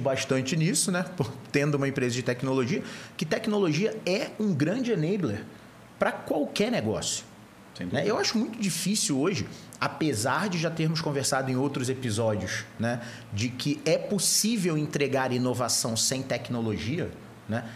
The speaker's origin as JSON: {"language": "Portuguese", "region": "Rio de Janeiro", "country": "Brazil", "moved": "yes", "lives_now": "São Paulo, Brazil", "said": "Eu sou carioca"}